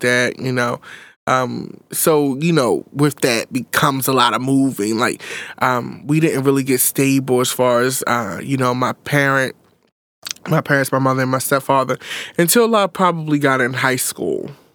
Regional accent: Baltimore, Maryland, United States; I grew up in North West Baltimore.

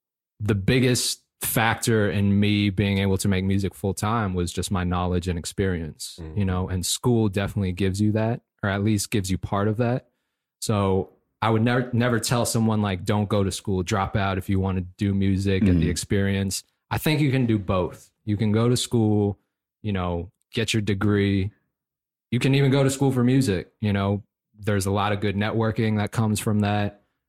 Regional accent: Fairfax, Virginia, United States; moved away as an adult; also born or lived in Philadelphia; I was born and raised in Fairfax, Virginia. Spent the first 18 years of my life there. Went on to college for a year in Philly.

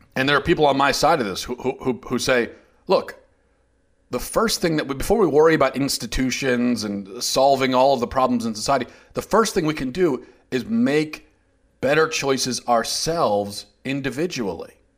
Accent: Baltimore, Maryland, United States; I'm from the Baltimore area

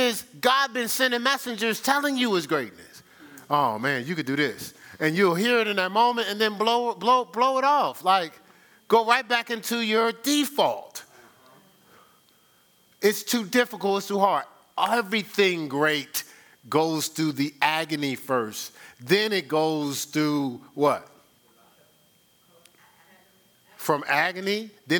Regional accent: Newark, New Jersey, United States; growing up in Newark, in the hood

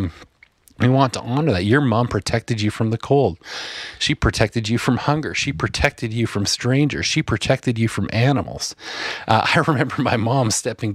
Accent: Asquith, Saskatchewan, Canada; the little house that I grew up in Asquith, Saskatchewan

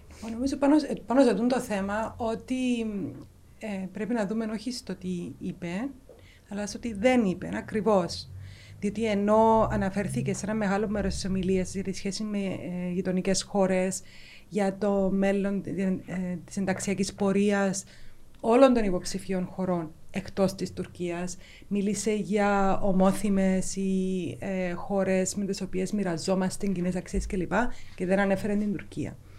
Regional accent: Nicosia, Nicosia District, Cyprus; also born or lived in London, United Kingdom; είμαι λευκοσιάτισσα. Οπότε μεγάλωσα Λευκοσία.

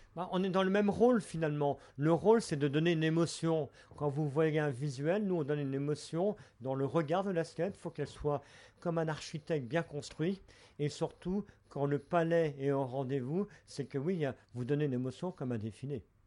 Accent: Brittany, France; je suis breton, je viens de la rivière d'Etel, un petit village où on appelait ça le vieux passage

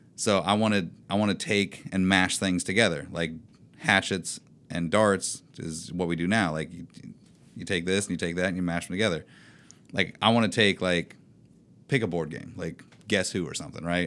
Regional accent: Indiana, United States; moved away; my hometown is, like, population of twelve or something

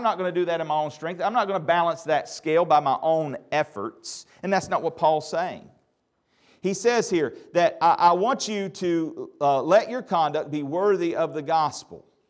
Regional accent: United States

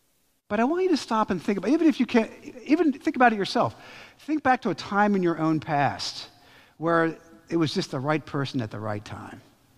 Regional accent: Pennsylvania, United States; My wife lives in Haverford, and I was from Chester County.

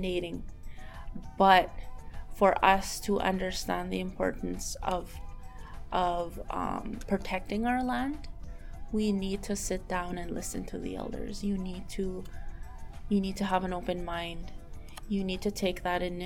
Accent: Cross Lake, Manitoba, Canada; I'm from Cross Lake First Nation, Canada.

